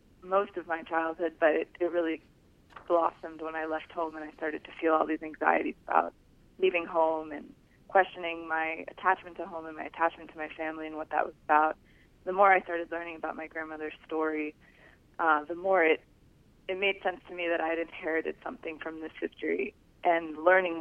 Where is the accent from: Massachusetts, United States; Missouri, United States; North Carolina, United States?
Massachusetts, United States; Newton; also born or lived in Boston; And I was born in Boston. And the book starts with my life as a typical American Jewish girl living in a suburb, Newton, Mass.